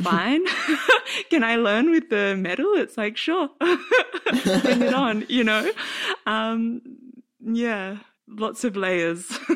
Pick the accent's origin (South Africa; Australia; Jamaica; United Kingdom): Australia; now in Berlin, Germany; live in Berlin now and I'm from Australia